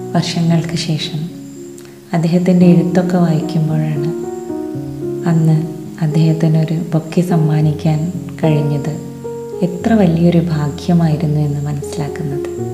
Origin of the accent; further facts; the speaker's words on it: Valluvanad, Kerala, India; പൂരം ഞങ്ങൾ വള്ളുവനാട്ടുകാരുടെ ഏറ്റവും വലിയ ഉത്സവമാണ്